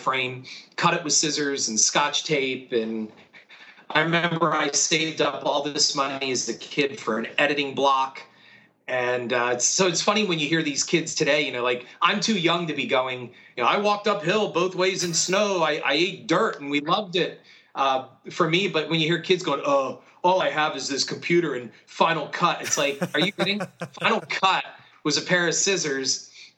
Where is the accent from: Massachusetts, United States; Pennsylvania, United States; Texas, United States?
Pennsylvania, United States; Stroudsburg; also born or lived in Easton, Pennsylvania; I was raised in Stroudsburg, Pennsylvania, which is right at the gateway of the Poconos